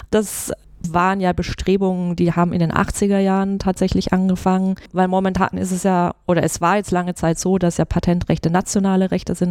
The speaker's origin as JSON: {"language": "German", "area": "near Stuttgart, Swabia", "region": "Baden-Württemberg", "country": "Germany", "tie": "born or raised there", "also_born_or_lived": "Mannheim", "moved": "as an adult", "lives_now": "Munich, Germany", "said": "Also ich, ich komme ursprünglich aus der Nähe von Stuttgart, mhm. bin gebürtige Schwäbin"}